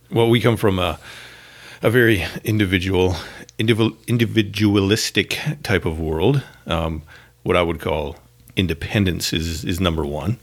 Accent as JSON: {"language": "English", "country": "Canada", "moved": "yes", "lives_now": "Northern California, United States", "said": "As a Canadian"}